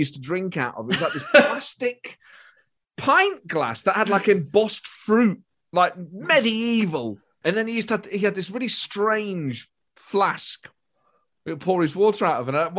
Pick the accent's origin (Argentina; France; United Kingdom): United Kingdom; Nottingham, East Midlands; I was born in Nottingham during this period